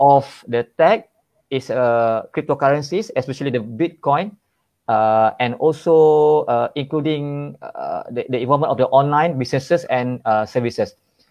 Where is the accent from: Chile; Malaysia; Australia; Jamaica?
Malaysia; I'm from Malaysia.